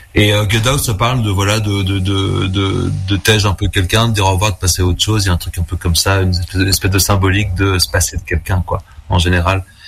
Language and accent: French; Tours, Centre-Val de Loire, France; moved away as an adult; also born or lived in Vendôme; now in Brussels, Belgium; je viens de Tours en France au départ